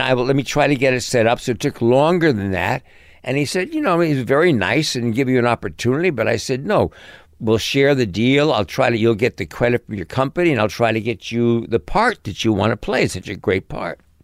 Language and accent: English; New York City, New York, United States; also born or lived in Connecticut / Hollywood; I grew up in New York City